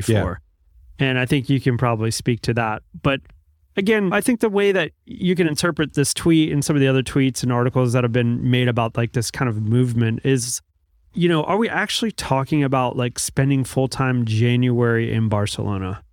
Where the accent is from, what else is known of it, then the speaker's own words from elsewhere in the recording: United States; moved away; I'm American.